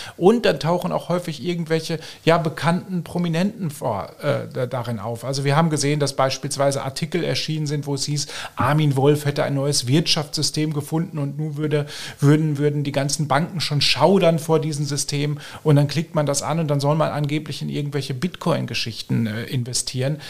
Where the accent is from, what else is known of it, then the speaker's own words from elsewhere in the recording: Germany; moved away as an adult; now in Austria; Ich komme ursprünglich aus Deutschland, auch wenn ich mittlerweile schon sieben Jahre hier lebe.